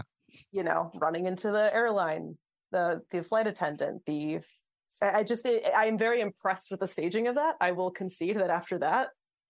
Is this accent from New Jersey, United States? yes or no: yes; New Jersey, United States; I grew up in Jersey, and New York was right there, but far enough away that I could not access it myself.